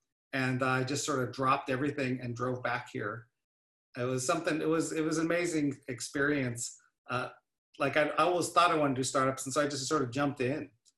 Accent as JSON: {"language": "English", "town": "Salem", "region": "Oregon", "country": "United States", "tie": "born or raised there", "said": "So I grew up actually on the West Coast here in Oregon, in a little town, actually the capital, called Salem."}